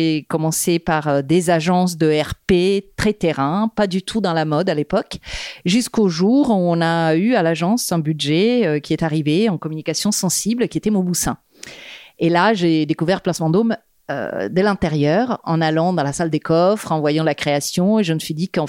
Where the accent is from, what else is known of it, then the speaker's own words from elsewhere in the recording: Rome, Lazio, Italy; French is a second language; moved away as an adult; now in Paris, France; je suis née à Rome, euh, où j'ai grandi jusqu'à euh, mes 25 ans. J'ai fait des études d'art là-bas, en histoire de l'art contemporain. Et puis j'ai décidé à un moment donné de venir à Paris.